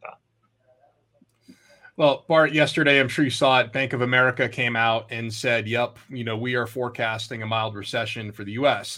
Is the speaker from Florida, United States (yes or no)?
no; Vermont, United States; I grew up in Vermont